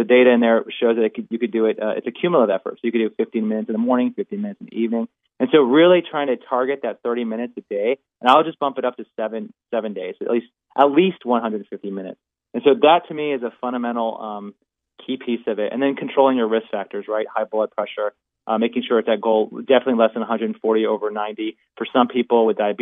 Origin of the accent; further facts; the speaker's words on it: Florida, United States; moved away; also born or lived in Louisiana; I grew up in Florida. I went to school in Louisiana